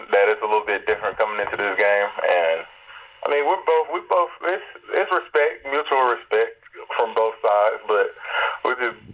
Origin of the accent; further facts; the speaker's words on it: Atlanta, Georgia, United States; in Atlanta. So it was like my hometown.